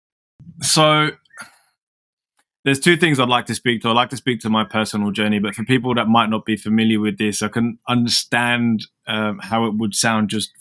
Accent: London, United Kingdom; moved away as an adult; now in Melbourne, Australia; I'm from London

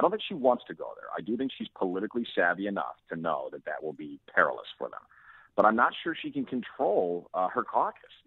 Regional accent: United States; as an American

